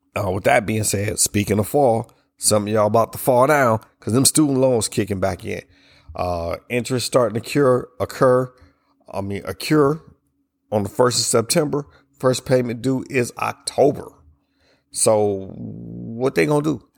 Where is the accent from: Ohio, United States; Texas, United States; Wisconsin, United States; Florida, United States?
Ohio, United States; moved away; I'm from up north. I'm from Ohio